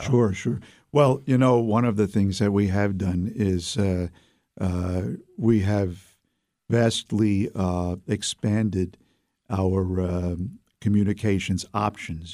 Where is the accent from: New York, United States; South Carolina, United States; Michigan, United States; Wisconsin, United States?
New York, United States; New York City; moved away as an adult; now in Albany, United States; Even though I come from Brooklyn, uh, I like being in Albany, and uh, I intend to stay.